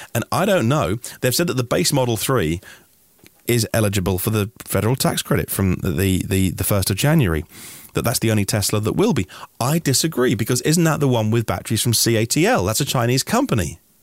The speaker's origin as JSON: {"language": "English", "country": "United Kingdom", "said": "I'm just a British guy"}